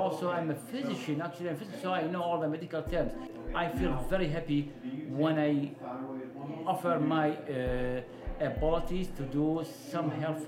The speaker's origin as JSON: {"language": "English", "town": "Baghdad", "region": "Baghdad Governorate", "country": "Iraq", "moved": "as an adult", "lives_now": "Austin, United States", "said": "I'm 55 years old. I'm from Baghdad, Iraq. I'm a senior doctor of family medicine specialist. I came here to the United States with my family and living in Austin since 2014."}